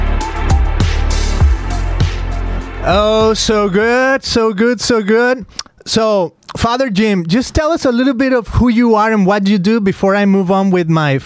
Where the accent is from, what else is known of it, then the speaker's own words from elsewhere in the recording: Guadalajara, Jalisco, Mexico; I come from Guadalajara, Mexico